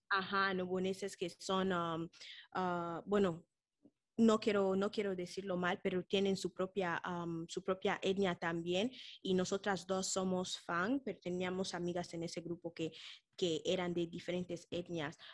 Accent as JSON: {"language": "Spanish", "town": "Malabo", "country": "Equatorial Guinea", "tie": "born or raised there", "moved": "yes", "said": "venimos de Guinea Ecuatorial, hemos ido al liceo, al Colegio Francés de Malabo"}